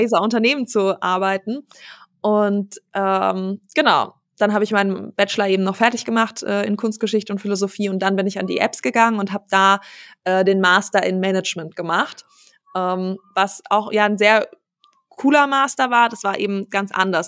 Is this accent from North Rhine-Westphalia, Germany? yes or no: no; Wiesbaden, Hesse, Germany; also born or lived in Aachen / Dinslaken; ich bin geboren in Aachen, dann haben mhm. wir eine Zeit in Dienstlaken gewohnt und ähm, als ich acht war, sind wir nach Wiesbaden gezogen